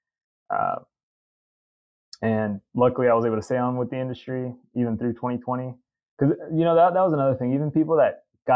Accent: Katy, Texas, United States; also born or lived in Mexico; growing up in Katy, a ton of people worked in the oil and gas industry

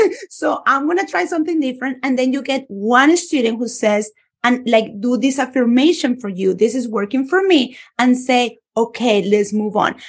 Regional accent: Colombia; moved away; a Spanish teacher born and raised in Colombia

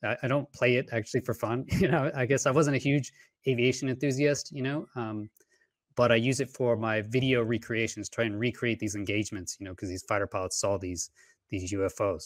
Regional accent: Houston, Texas, United States; moved away as an adult; I grew up in Houston, Texas

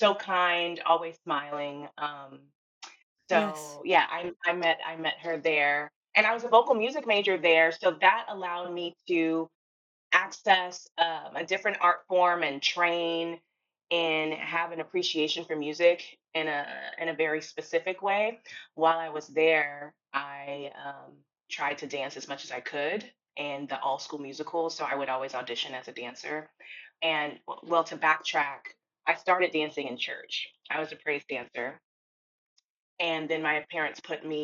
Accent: Houston, Texas, United States; I'm from Houston, Texas

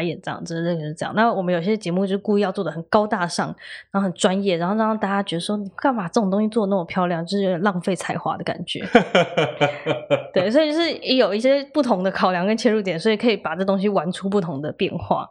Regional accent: Taiwan; 那其实我们台湾就是大家，

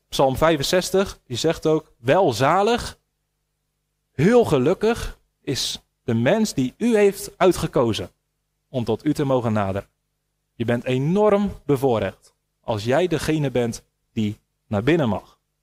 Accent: Netherlands; wij als Nederlanders

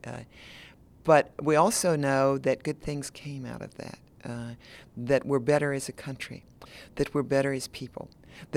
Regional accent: Tennessee, United States; I'm from Tennessee, which is a border state

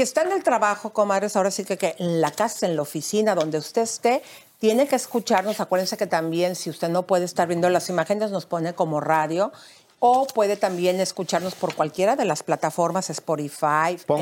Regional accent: Mexico; como mexicana

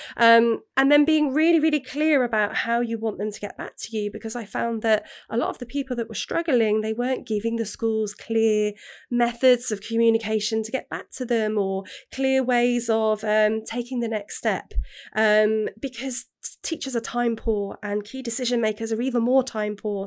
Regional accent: England, United Kingdom; now in Wales, United Kingdom; when I grew up in England, um, having a Welsh name

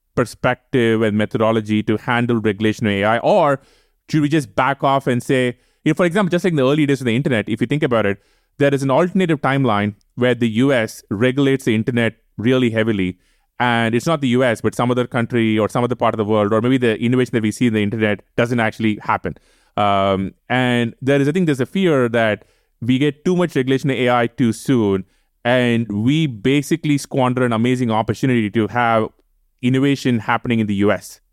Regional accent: India; moved away as an adult; now in United States; We grew up in India. You know, India will always be the place we come from

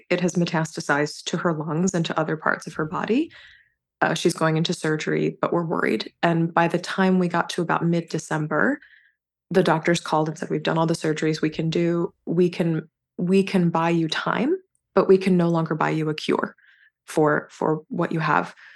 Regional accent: North Carolina, United States; moved away as an adult; I grew up and spent the first, uh, twenty-one years of my life in North Carolina.

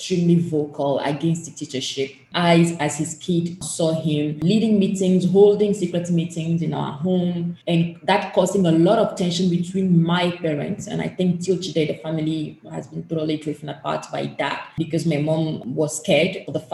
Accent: Togo; the country where I was born and raised in, which passport I hold, is Togo

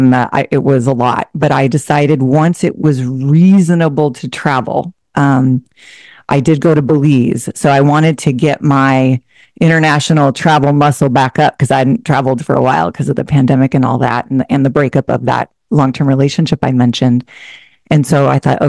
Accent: Portland, Oregon, United States; moved away as an adult; also born or lived in Seattle, Washington; I'm originally from a suburb of Portland, Oregon. I spent most of my adult life in the Seattle area after I went to school up there

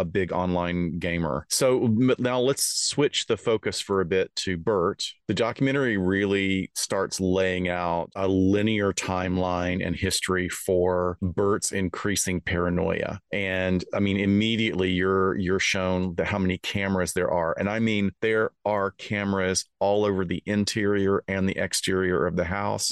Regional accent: Alabama, United States; moved away; I'm from Alabama originally

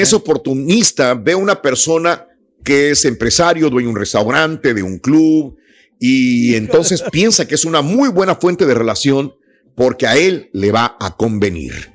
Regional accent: Mexico; no soy, no soy este, más que mexicano, nací en México

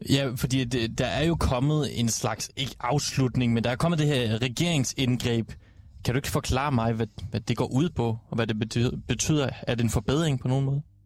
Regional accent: Southern Jutland, Southern Denmark, Denmark; der, hvor jeg kommer fra

